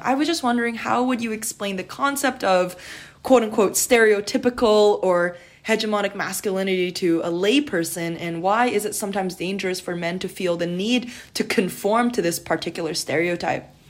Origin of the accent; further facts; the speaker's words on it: Canada; as a Canadian university student